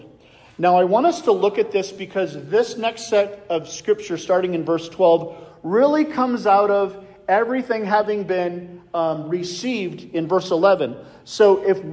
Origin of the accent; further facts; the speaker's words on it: Iowa, United States; I'm from Iowa